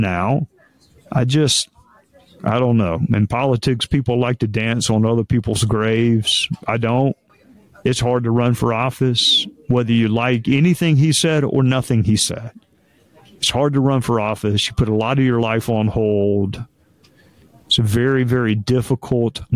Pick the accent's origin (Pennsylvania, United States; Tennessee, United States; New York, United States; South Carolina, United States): South Carolina, United States; Spartanburg; my hometown of Spartanburg